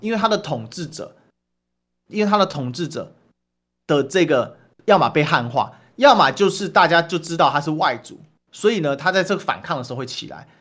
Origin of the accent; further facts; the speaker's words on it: Taiwan; 我们台湾人